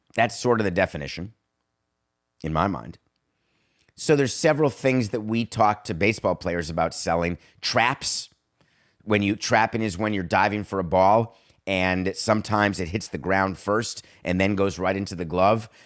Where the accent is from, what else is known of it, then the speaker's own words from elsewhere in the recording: Milwaukee, Wisconsin, United States; also born or lived in Madison; I was born in Milwaukee. I love the fact that I went to summer camp in Eagle River